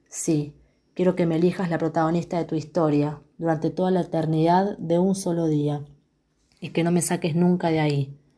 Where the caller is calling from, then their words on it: Quilmes, Buenos Aires Province, Argentina; de Quilmes y les envío algunas poesías que escribí.